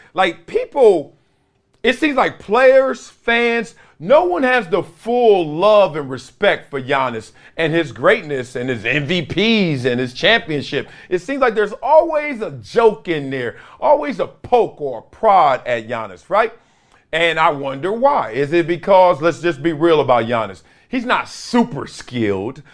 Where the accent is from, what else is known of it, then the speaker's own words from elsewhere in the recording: Compton, California, United States; I'm from Compton